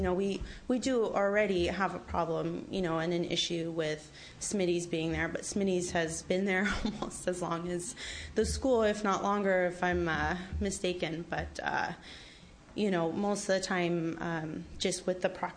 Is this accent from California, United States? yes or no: yes; Sausalito, California, United States; I was born and raised here in Sausalito. Lived here my entire life